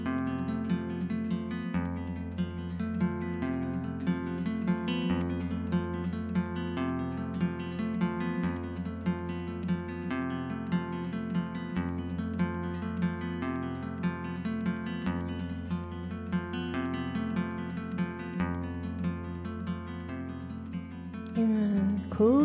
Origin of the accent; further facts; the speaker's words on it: Yarraville, Victoria, Australia; I grew up in Yarraville, which is next to Spotswood.